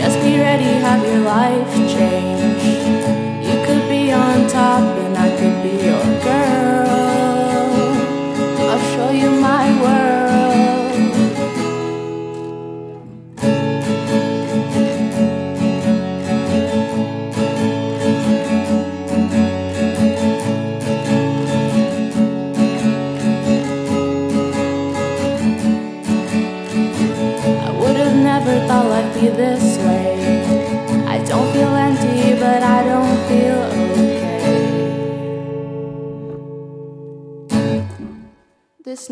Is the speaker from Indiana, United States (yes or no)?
no; Rancho Cucamonga, California, United States; I'm from Rancho Cucamonga, California